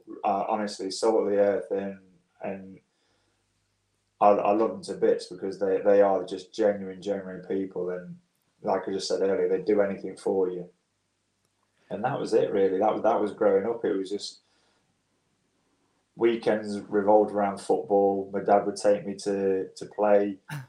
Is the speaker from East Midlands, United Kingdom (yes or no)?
yes; Swanwick, East Midlands, United Kingdom; also born or lived in Hitchin; I was born down, ironically, near Luton. I was born in Hitchin, and my dad was from Nottingham, so we moved up to Swanwick when I was 5 or 6 years old